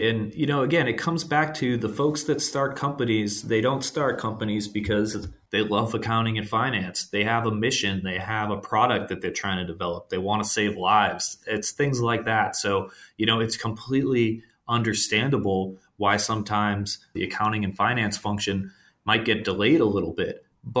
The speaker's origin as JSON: {"language": "English", "town": "Boston", "region": "Massachusetts", "country": "United States", "tie": "born or raised there", "moved": "as an adult", "said": "you know, I'm out in Southern California, but I grew up in Boston. So, you know, I've been out here for about 5 years."}